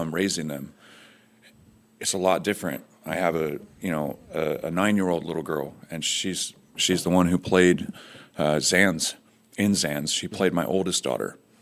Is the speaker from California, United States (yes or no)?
yes; Fresno, California, United States; I grew up in Fresno, California